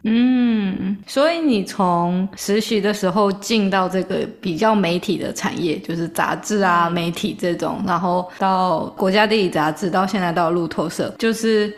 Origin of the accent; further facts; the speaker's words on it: Taiwan; 我们在台湾长大